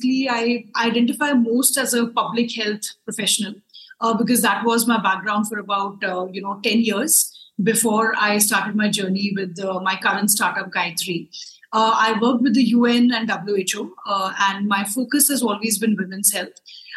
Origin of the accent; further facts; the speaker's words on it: New Delhi, Delhi, India; I'm from New Delhi, India